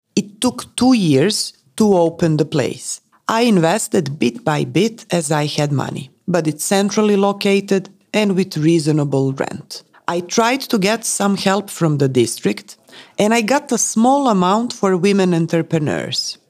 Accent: Prague, Czechia; I was born in Prague. My childhood was pretty complicated because my mother left me with her brother, my uncle. So I was raised in another family

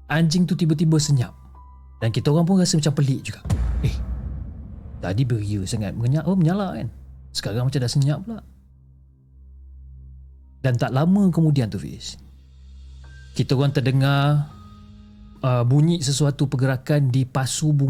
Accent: Port Klang, Selangor, Malaysia; dan saya berasal daripada Port Klang.

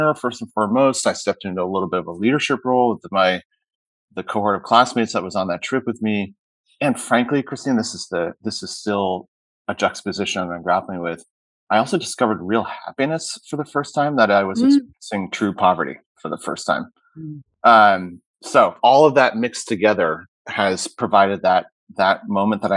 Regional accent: Hanover, New Hampshire, United States; moved away as an adult; also born or lived in Middlebury, Vermont / Southern California; So I was born in Middlebury, Vermont, grew up in Hanover, New Hampshire

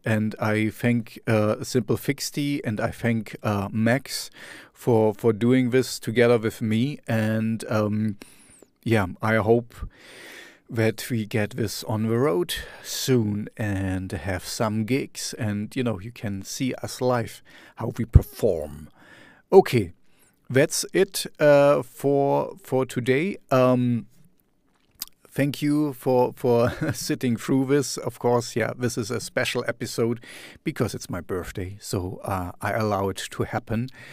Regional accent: Germany; in my hometown

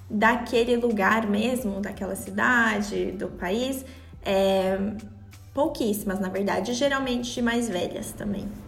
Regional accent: São Paulo, Brazil; now in Switzerland; Eu nasci em São Paulo, capital.

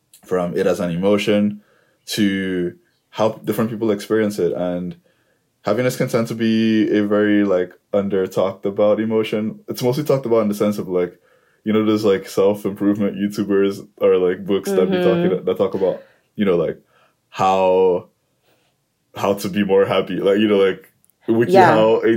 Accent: Nigeria; also born or lived in United States; now in Canada; I'm originally from Nigeria. I lived in the US for like 5.5 years. And I recently moved to Canada with my family

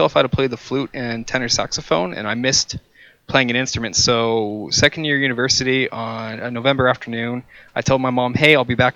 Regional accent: Canada; I'm from Canada too

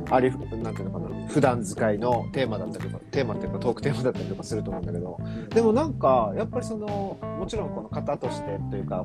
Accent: Kansai, Japan; accent: Kansai dialect; 関西弁が出てくる

